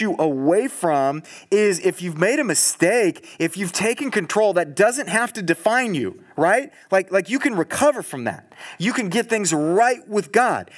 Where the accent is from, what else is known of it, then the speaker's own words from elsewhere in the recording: Southern California, United States; now in Eugene, United States; I'm from Southern California